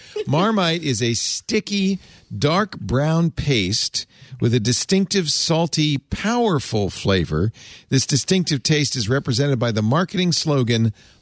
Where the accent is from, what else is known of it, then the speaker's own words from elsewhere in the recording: Providence, Rhode Island, United States; I grew up in Providence.